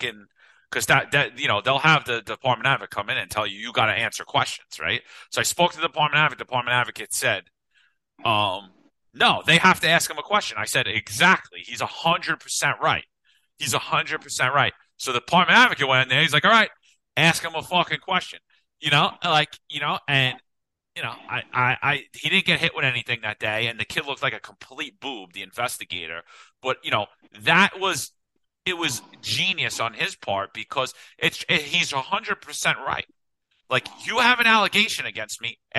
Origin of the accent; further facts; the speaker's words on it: New York City, New York, United States; moved away as an adult; now in Florida, United States; I love New York City. It's my home. It's everything I know. It's 42 years